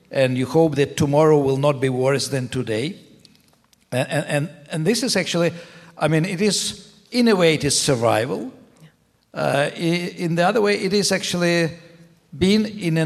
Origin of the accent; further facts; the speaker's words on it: Kyiv, Ukraine; English is a second language; also born or lived in Leningrad region, Russia; Well, I moved with my family from Leningrad region to Kyiv to my grandmother when I was 1 year and a half. So I grew up in Kyiv